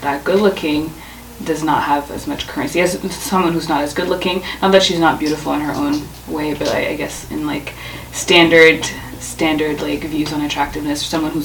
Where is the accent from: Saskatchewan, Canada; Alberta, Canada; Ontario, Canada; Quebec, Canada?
Ontario, Canada; Ottawa; moved away as an adult; now in Toronto, Canada; I am from Ottawa, and I moved to Toronto about a year ago